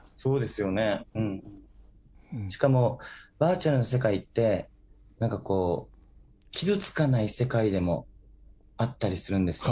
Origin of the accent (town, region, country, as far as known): Okinawa, Japan